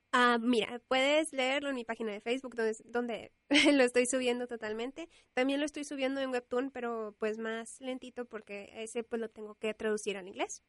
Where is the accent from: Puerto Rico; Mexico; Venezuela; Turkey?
Mexico; Monterrey, Nuevo León; nací en Monterrey y vivo en Monterrey